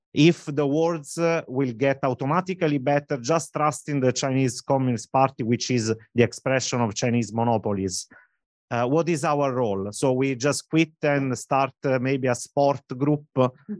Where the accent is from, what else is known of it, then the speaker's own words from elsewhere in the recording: Italy; I'm I'm from Italy